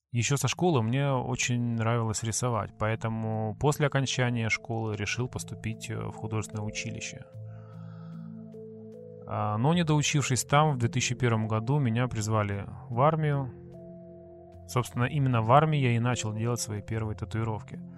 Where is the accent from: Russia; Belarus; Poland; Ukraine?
Ukraine; Sevastopol, Crimea; я татуировщик из Крыма, город-герой Севастополя.